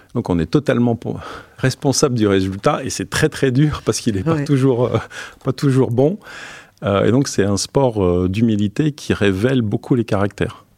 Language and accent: French; Ostend, Flanders, Belgium; Oui, je suis né en Belgique, d'origine belge. Je suis né sur la, mer du Nord, à Ostende.